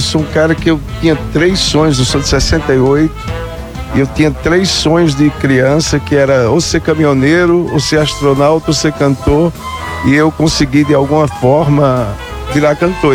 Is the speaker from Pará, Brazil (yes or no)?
no; Agreste, interior of Pernambuco, Brazil; also born or lived in France / Recife; eu sou do interior de Pernambuco, sou do Agreste.